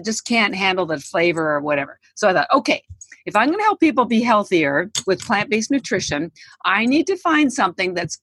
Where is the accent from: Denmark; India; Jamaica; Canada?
Canada; now in United States; I am Canadian, but I've lived in the United States for 33 years